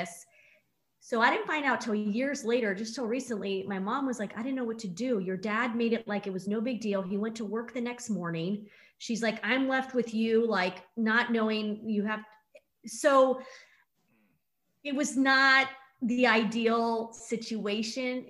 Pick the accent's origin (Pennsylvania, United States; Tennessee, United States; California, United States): California, United States; San Diego; I'm from San Diego